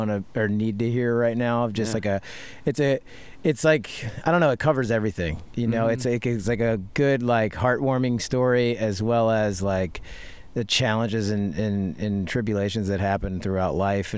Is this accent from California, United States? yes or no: no; Philadelphia, Pennsylvania, United States; I'm from Philadelphia